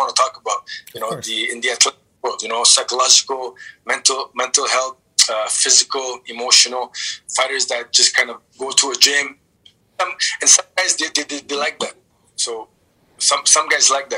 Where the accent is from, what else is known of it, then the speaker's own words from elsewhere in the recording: Montreal, Quebec, Canada; moved away as an adult; also born or lived in Halifax, Nova Scotia; now in Phoenix, United States; I was born in Halifax and I was raised in Montreal. And now I'm in Arizona, Phoenix